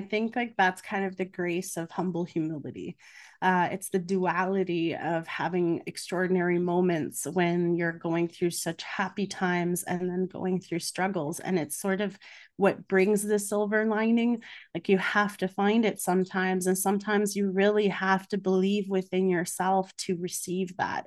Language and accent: English; Canada; also born or lived in Budapest, Hungary; I'm Hungarian Canadian, but both my parents were refugees, so there is a difference in how I was raised